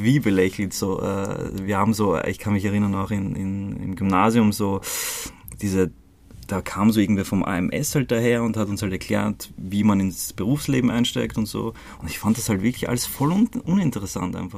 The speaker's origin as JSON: {"language": "German", "country": "Croatia", "tie": "born or raised there", "moved": "yes", "said": "Also ich bin in Kroatien geboren und ähm, voll zu einer ziemlich uncoolen Zeit damals, ähm, also während dem Balkankrieg"}